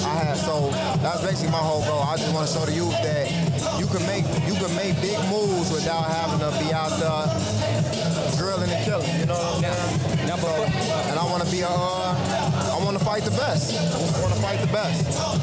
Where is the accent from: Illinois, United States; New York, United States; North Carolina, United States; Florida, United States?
Illinois, United States; Maywood; also born or lived in Englewood, Chicago; now in Chicago, United States; I'm from Maywood, Illinois, but I reside in Englewood.